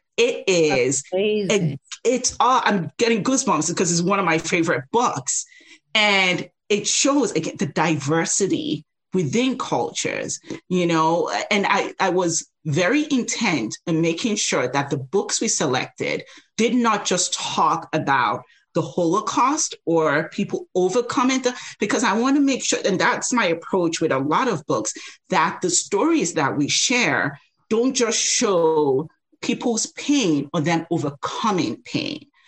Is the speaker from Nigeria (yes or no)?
yes; Nigeria; now in United States; I grew up in Nigeria